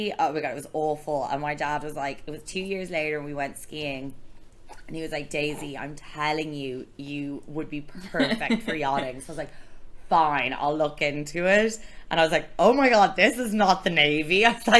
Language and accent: English; Antigua & Barbuda; also born or lived in France; I was born in France, and we moved to Antigua.